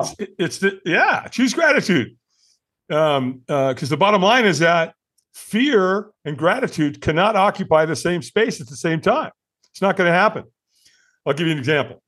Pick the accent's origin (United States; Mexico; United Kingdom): United States; Long Beach, California; also born or lived in Hollywood, California; I moved from Hollywood to Long Beach. And, and so Bob and Pat Albin raised me.